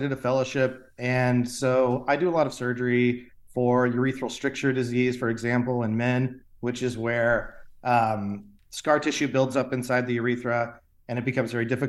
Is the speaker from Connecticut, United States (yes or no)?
no; Stillwater, Oklahoma, United States; now in Tulsa, United States; I am not a native of Tulsa, but I grew up in Stillwater, Oklahoma